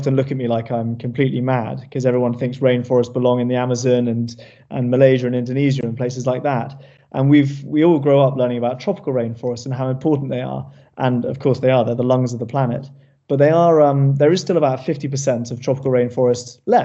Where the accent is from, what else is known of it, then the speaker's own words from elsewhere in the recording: Cornwall, South West England, United Kingdom; growing up here.